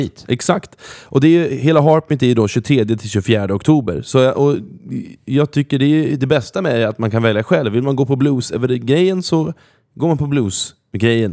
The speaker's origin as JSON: {"language": "Swedish", "town": "Norrköping", "region": "Östergötland", "country": "Sweden", "tie": "born or raised there", "moved": "yes", "said": "samma gata där jag är uppvuxen"}